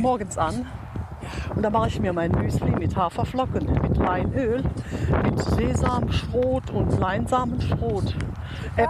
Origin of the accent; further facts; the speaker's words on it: above Cochem on the Moselle, Rhineland-Palatinate, Germany; bei meinem Heimatort. Das ist oberhalb von Kochum an der Mosel.